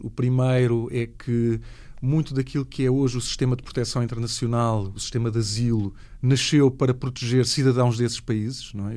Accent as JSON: {"language": "Portuguese", "country": "Portugal", "said": "como portugueses e portuguesas"}